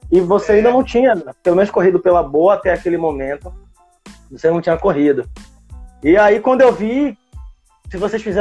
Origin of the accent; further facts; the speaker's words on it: Brazil; eu sou brasileiro, não desisto nunca e ainda tenho esse sonho